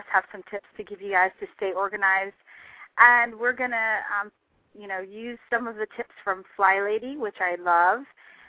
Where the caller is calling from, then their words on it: Chicago, Illinois, United States; I'm great. I'm live from Chicago, so I'm happy to be here.